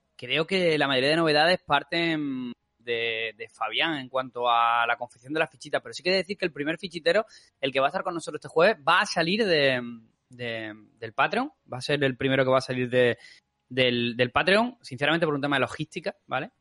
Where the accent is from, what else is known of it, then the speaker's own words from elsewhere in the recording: Málaga, Andalusia, Spain; como buen malagueño